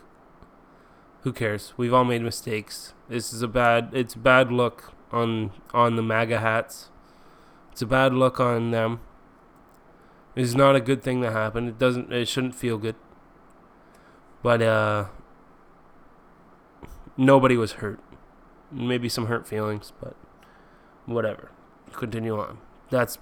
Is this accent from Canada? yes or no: yes; Canada; I'm Canadian